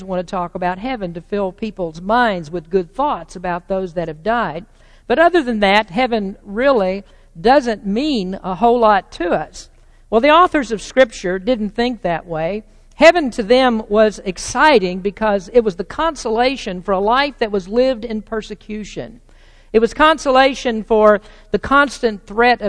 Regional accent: United States; as American Christians

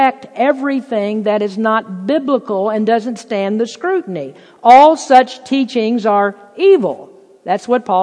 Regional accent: Lexington, Kentucky, United States; moved away; Lexington, where I'm from, the place is just filled with beautiful, lush, green grass horse farms

